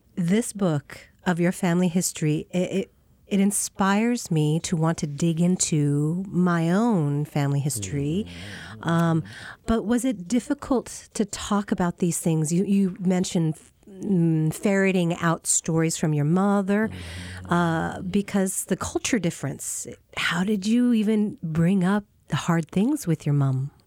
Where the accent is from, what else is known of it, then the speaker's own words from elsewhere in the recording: Tacoma, Washington, United States; I grew up on the Tacoma side